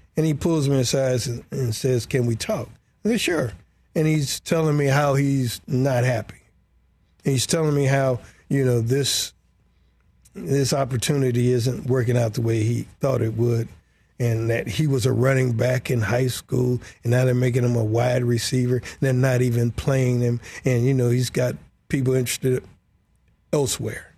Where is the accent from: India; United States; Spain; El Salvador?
United States; Detroit, Michigan; I'm this brother from Detroit